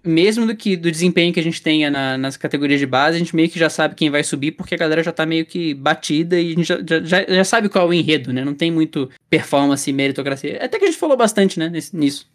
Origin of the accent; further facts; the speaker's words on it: Brazil; a gente, como brasileiro, tem.